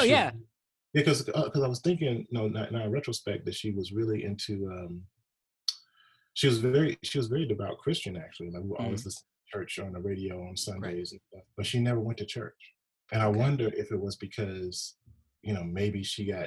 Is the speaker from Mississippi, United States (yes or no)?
yes; Mississippi, United States; moved away; I'm from Mississippi originally.